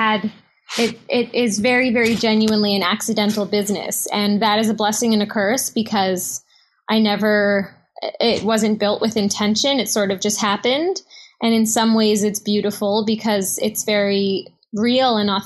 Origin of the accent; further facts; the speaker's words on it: New York City, New York, United States; I grew up in Manhattan